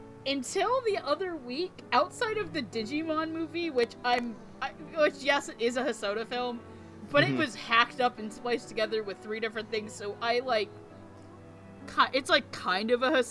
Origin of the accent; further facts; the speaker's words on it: the South, United States; I grew up in the South